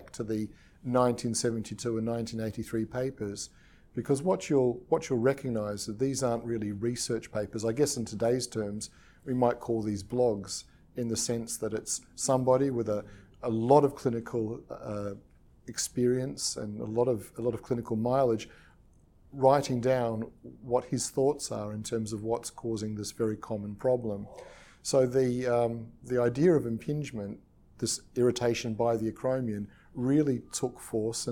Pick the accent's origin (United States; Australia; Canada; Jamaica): Australia; also born or lived in New Zealand / England; now in United Kingdom; I was born in New Zealand, and I grew up in Australia, and I currently practice in England and UK, United Kingdom